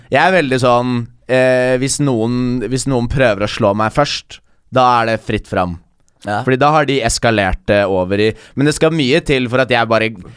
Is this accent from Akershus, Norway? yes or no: yes; Bærum, Akershus, Norway; jeg er jo fra Bærum